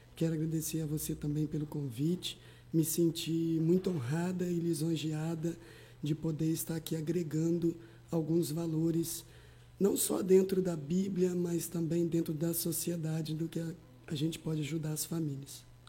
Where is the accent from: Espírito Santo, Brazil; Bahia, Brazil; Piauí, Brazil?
Espírito Santo, Brazil; Alegre; moved away as an adult; also born or lived in Campos, Rio de Janeiro; now in São Francisco de Itabapoana, Brazil; eu sou do Espírito Santo, oriundo da cidade de Alegre